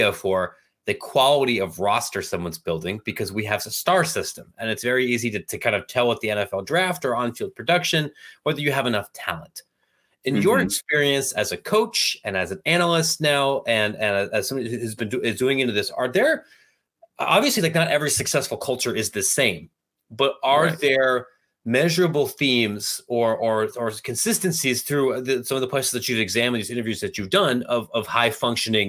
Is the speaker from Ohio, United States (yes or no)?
yes; Granville, Ohio, United States; I'm from Granville